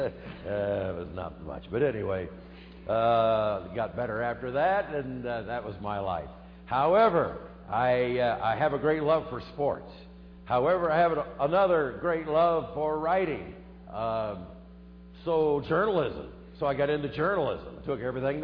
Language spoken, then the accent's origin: English; Des Moines, Iowa, United States; I grew up in the middle part of America, the heartland of America, in Iowa. Grew up in Des Moines